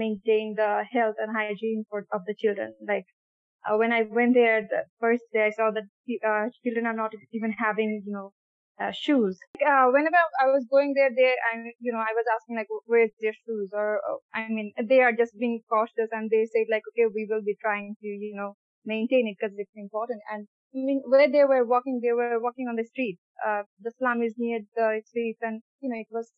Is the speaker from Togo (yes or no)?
no; Bangladesh; I'm from Bangladesh, as you said, and I'm based on Dhaka currently.